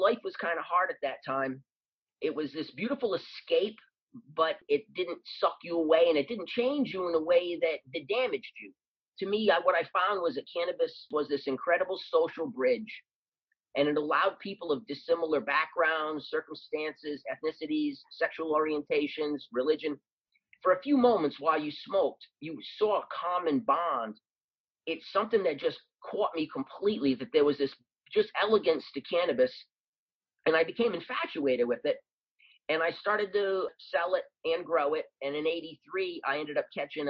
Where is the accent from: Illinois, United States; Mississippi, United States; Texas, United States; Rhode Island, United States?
Rhode Island, United States; moved away; also born or lived in Oakland, California; I was from Rhode Island, where we're predominantly white